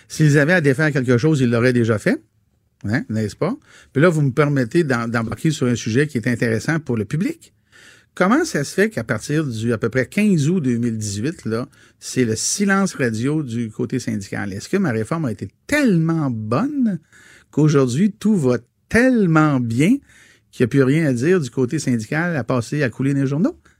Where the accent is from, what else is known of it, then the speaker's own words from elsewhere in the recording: Quebec, Canada; en tant que Québécois francophone vivant au Québec